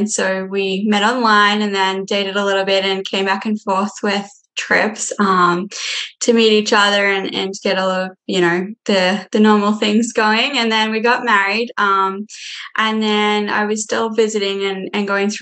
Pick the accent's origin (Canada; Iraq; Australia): Australia; moved away as an adult; now in Minnesota, United States; I'm from Australia